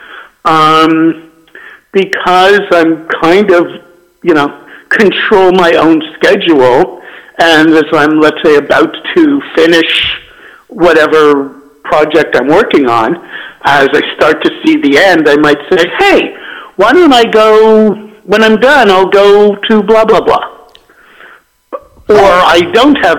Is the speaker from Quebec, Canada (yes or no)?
yes; Montreal, Quebec, Canada; now in Southern California, United States; I'm originally from Montreal